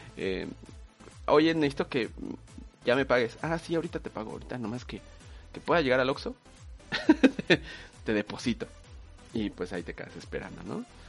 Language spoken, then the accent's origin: Spanish; Mexico; nos hace ser mexicanos